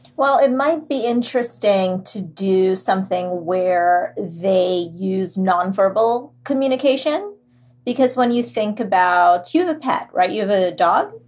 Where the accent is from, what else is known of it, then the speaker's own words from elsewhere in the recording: Trinidad & Tobago; now in New Jersey, United States; It's set in Trinidad because that's where I was born and raised